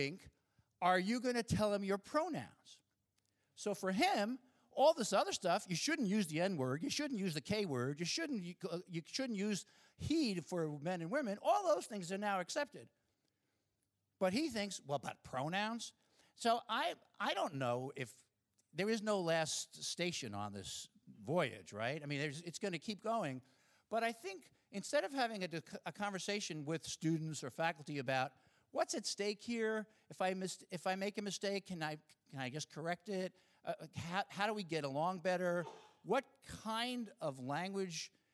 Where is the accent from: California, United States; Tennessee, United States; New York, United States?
New York, United States; Long Island; When I was a kid, growing up in Long Island, not so far from here